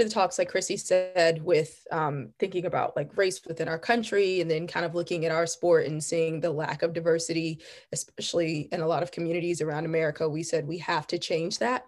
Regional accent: Virginia Beach, Virginia, United States; also born or lived in Richmond, Virginia; growing up in the Virginia Beach area was quite a unique experience

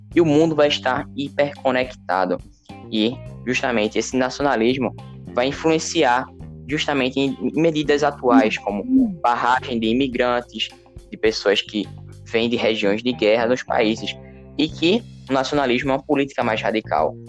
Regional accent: Brazil; nós, brasileiros ou outros latinos, não somos americanos

